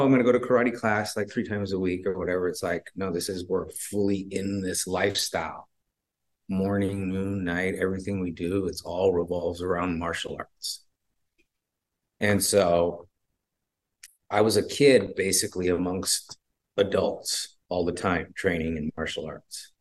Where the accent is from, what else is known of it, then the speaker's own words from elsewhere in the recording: Bay Area, California, United States; We're from the Bay Area